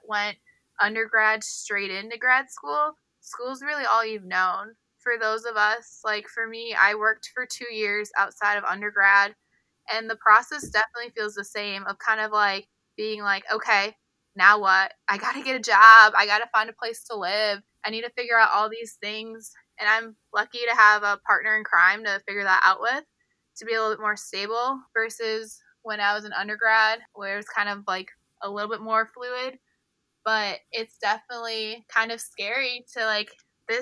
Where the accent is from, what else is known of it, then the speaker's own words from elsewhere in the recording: Wisconsin, United States; moved away; back home in my home state in Wisconsin